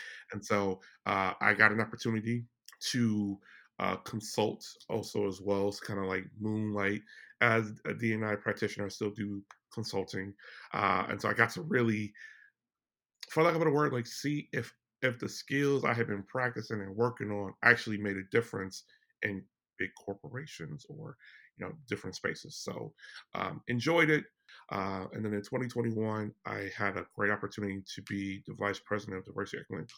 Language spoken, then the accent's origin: English; Chicago, Illinois, United States; I am originally from Chicago, Illinois.